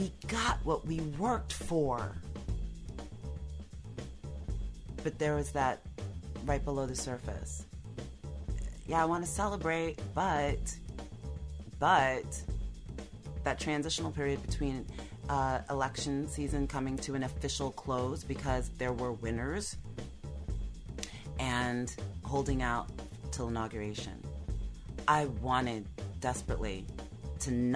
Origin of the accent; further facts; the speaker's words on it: United States; I'm still American